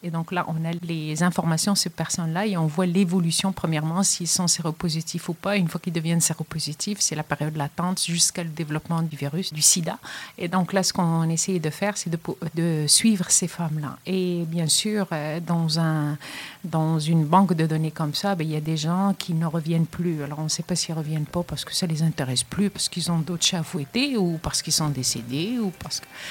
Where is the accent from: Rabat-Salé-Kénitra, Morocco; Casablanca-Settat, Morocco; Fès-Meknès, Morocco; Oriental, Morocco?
Casablanca-Settat, Morocco; Casablanca; moved away as an adult; also born or lived in Rennes, France / Montreal, Canada / Quebec City, Canada; now in Trois-Rivières, Canada; je suis originaire du Maroc, je suis casablancaise d'origine